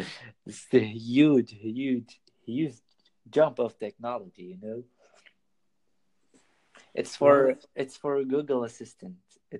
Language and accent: English; Nazareth, Northern District, Israel; I'm from Nazareth.